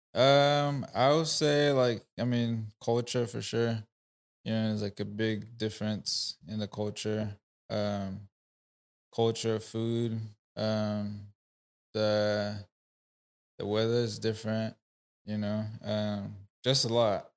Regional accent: Rwanda; first language Kinyarwanda; English is a second language; moved away as an adult; now in United States; I'm from Rwanda, East Africa. Um, I've been in the U S for now nine years.

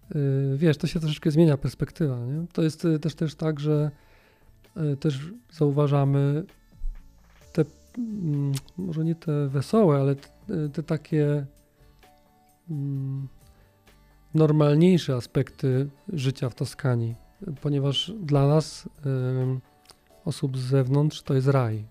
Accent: Gliwice, Silesian Voivodeship, Poland; Jesteśmy oboje z Gliwic

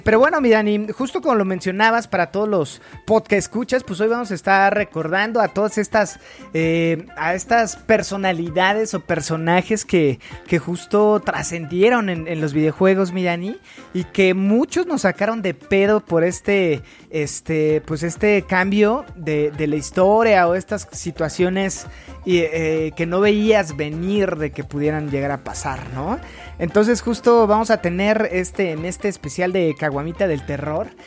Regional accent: Mexico; nosotros como mexicanos

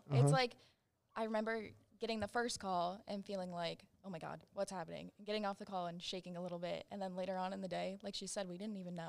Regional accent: Las Vegas, Nevada, United States; I'm from Las Vegas, Nevada.

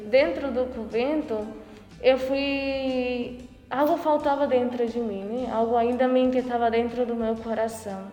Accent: Paraguay; moved away as an adult; now in Porto Alegre, Brazil; sou natural do Paraguai, mas estou aqui em Porto Alegre, no Brasil.

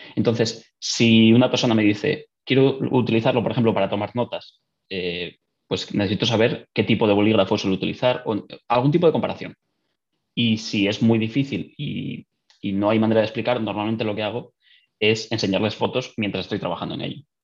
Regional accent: northern Spain, Spain; moved away as an adult; now in Dublin, Ireland; soy de España, del norte

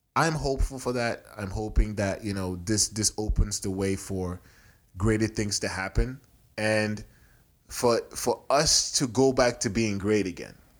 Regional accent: Nigeria; also born or lived in Houston, Texas / Nebraska; now in United States; it's my home country

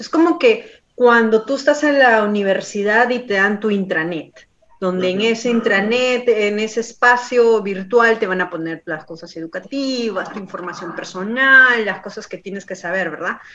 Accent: Peru; now in Canada

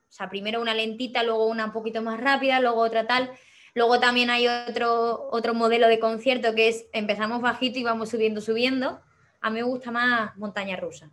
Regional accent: Cáceres, Extremadura, Spain; en Cáceres, en mi ciudad natal.

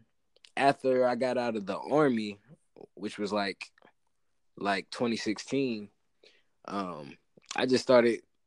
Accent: Fayetteville, North Carolina, United States; also born or lived in Fort Benning, Georgia; That's where I grew up, spent most of my adolescence

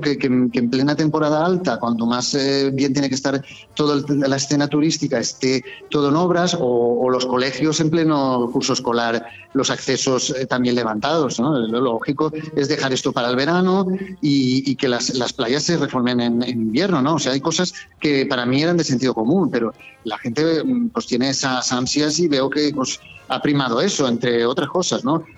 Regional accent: Benidorm, Valencian Community, Spain; tengo la oportunidad de ser concejal de, de mi pueblo, eh, de donde viven mis hijos, donde han nacido

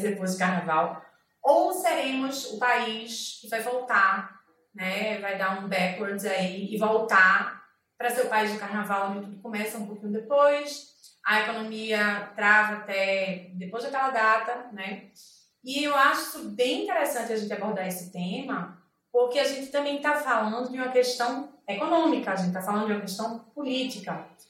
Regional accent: Recife, Pernambuco, Brazil; eu sou de Recife, a gente basicamente vive do carnaval

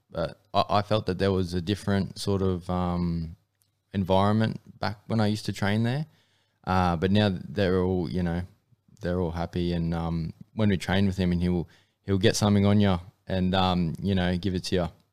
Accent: Mackay, Queensland, Australia; I grew up in M M A, uh, in, uh, Mackay, which is up in North Queensland

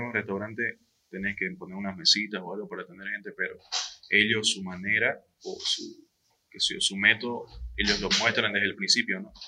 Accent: eastern Bolivia, Bolivia

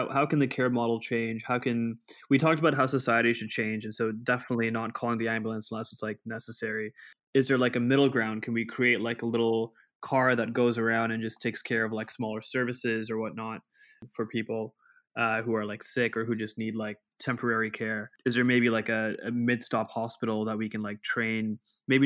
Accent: Pakistan; moved away; I was brought up in Pakistan

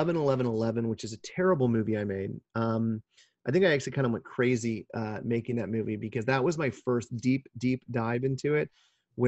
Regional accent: Kansas, United States; now in California, United States; growing up in Kansas

